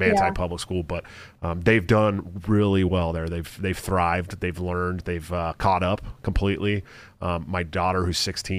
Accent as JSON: {"language": "English", "town": "Antioch", "region": "California", "country": "United States", "tie": "born or raised there", "also_born_or_lived": "Oakland, California", "said": "I'm a Bay Area born and raised guy"}